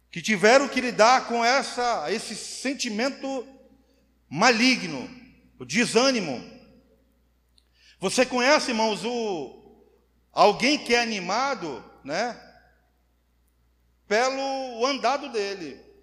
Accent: Roraima, Brazil; eu sou macuxi da gema. Sabe o que é da gema? Nasci aqui, 42 anos de Roraima. Não conheço, mal conheço São Paulo.

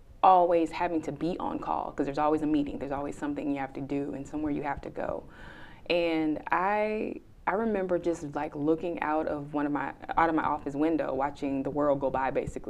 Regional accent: Florida, United States; moved away as an adult; now in Houston, United States; I'm from Florida

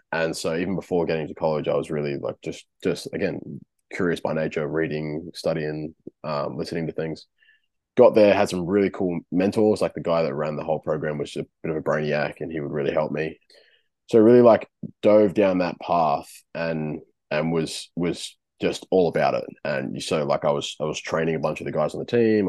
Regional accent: Darwin, Northern Territory, Australia; moved away as an adult; now in Wollongong, Australia; born and raised in Darwin, youngest of six

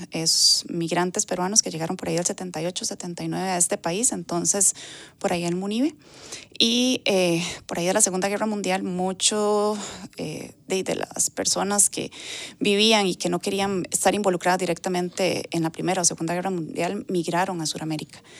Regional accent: Higuito de Desamparados, San José, Costa Rica; pasaron a Higuito de Desamparados y ahí fue donde yo estuve viviendo, digamos, la primera infancia.

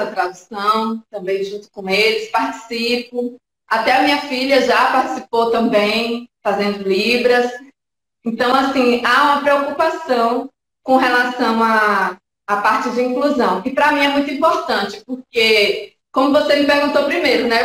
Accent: Jequié, Bahia, Brazil; moved away as an adult; now in São Paulo, Brazil; eu sou baiana, eu sou de Jequié

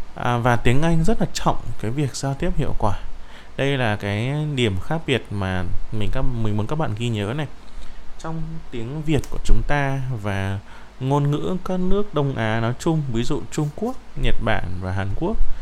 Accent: Vietnam; first language Vietnamese; chính chúng ta bạn và tôi đều là người việt

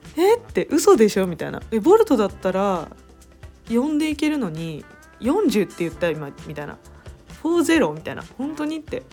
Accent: Tokyo, Japan; moved away as an adult; now in Zimbabwe; 自分も東京で育ってる

